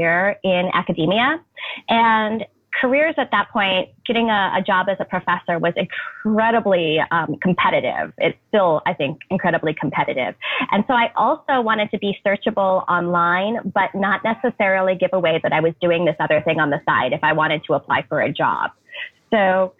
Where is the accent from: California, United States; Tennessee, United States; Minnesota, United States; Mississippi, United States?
Minnesota, United States; Duluth; I grew up in Duluth